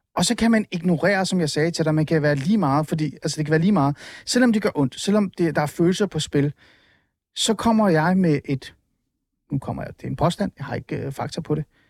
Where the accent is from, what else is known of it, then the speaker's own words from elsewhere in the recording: North Zealand, Capital Region of Denmark, Denmark; jeg er vokset op i Nordsjælland